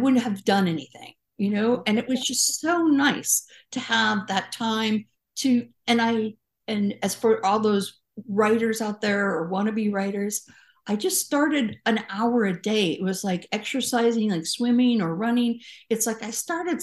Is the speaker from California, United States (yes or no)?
yes; California, United States; I'm a Californian